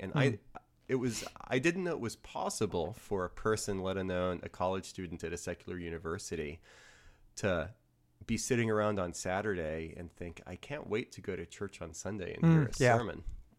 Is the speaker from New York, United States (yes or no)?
no; New Orleans, Louisiana, United States; moved away; I grew up in New Orleans, so Matt and I came from opposite parts of the country.